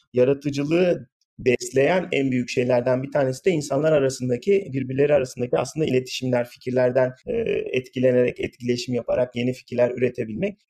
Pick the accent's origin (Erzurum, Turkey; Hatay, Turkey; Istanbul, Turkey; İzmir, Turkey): İzmir, Turkey; moved away as an adult; also born or lived in Ankara, Turkey / Pittsburgh, United States / Austin, Texas, United States; now in California, United States; İzmir doğumluyum. İlkokul, ortaokul, lise öğrenimi falan bir İzmir'de yaptım.